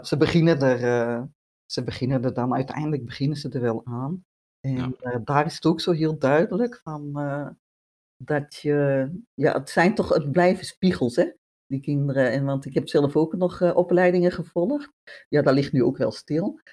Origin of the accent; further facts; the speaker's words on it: Utrecht, Netherlands; accent: Dutch; moved away as an adult; also born or lived in Antwerp, Belgium / Bornem, Belgium; now in Mechelen, Belgium; ik ben inderdaad ja, geboren in Nederland, in Utrecht